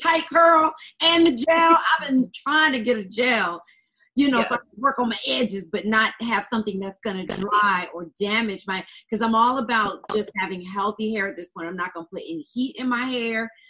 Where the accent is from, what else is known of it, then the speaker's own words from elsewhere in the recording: Atlanta, Georgia, United States; also born or lived in Harlem, New York; now in New York, United States; I live in New York now, but I used to live in Atlanta. I'm from Atlanta